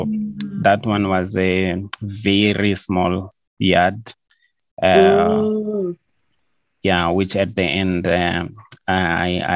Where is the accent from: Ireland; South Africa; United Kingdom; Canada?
South Africa; Venda, Limpopo; now in Gauteng, South Africa; I'm originally from Venda. Yeah, but I grew up that side